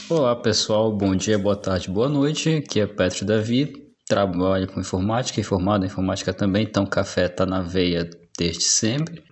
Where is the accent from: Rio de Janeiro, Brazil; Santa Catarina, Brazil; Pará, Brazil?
Pará, Brazil; Belém; Eu sou paraense, moro no Pará. Belém do Pará, especificamente a capital.